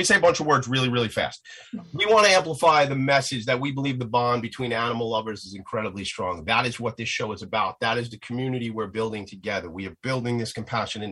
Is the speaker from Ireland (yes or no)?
no; Nassau County, Long Island, New York, United States; my hometown where I grew up and my hometown where I am